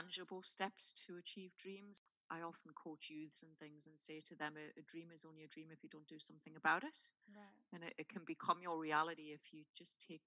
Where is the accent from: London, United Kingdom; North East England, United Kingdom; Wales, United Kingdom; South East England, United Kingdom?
North East England, United Kingdom; Newcastle upon Tyne; I was born in Newcastle upon Tyne in the UK and raised very much in a working class environment